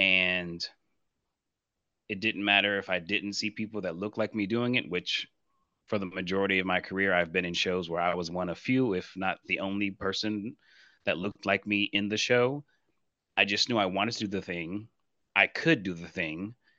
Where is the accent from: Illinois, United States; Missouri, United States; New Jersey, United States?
Missouri, United States; Blue Springs; moved away; I'm originally from Blue Springs, Missouri, in the Kansas City, Missouri area